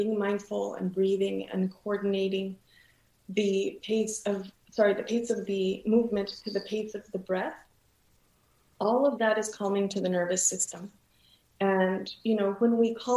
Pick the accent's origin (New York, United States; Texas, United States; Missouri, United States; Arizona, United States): Texas, United States; moved away as an adult; also born or lived in California; And then I moved to Texas, moved back, you know, to my home state